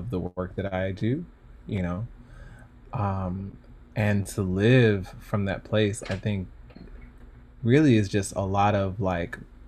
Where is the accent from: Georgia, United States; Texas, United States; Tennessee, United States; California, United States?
Georgia, United States; Stone Mountain; I grew up in Stone Mountain, Georgia, and in the South